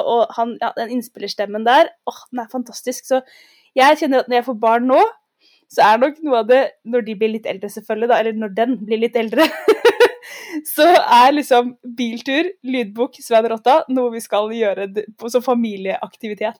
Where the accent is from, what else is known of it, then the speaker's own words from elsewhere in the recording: Oslo, Norway; Jeg er fra Oslo, gikk på skole på Frogner